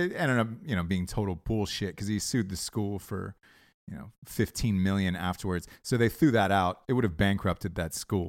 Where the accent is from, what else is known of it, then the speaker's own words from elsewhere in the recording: Atlanta, Georgia, United States; I'm not gay. I'm just from Atlanta.